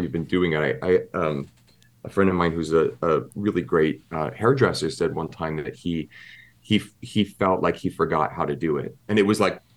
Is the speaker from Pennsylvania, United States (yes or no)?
yes; Pennsylvania, United States; now in New York, United States; my upbringing of growing up in Pennsylvania